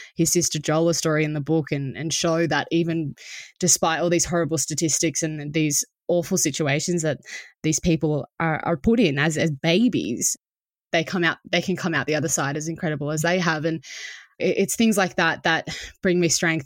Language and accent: English; Australia